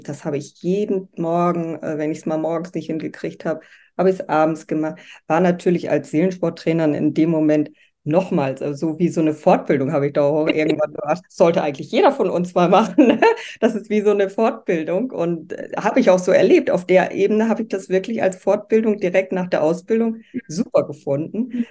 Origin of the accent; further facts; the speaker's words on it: Bremervörde, Lower Saxony, Germany; moved away as an adult; also born or lived in Southern Germany; Ich lebe in Bremerförde, das ist meine Heimatstadt